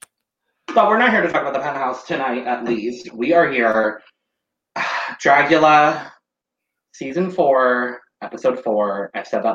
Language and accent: English; Arizona, United States; as an Arizonan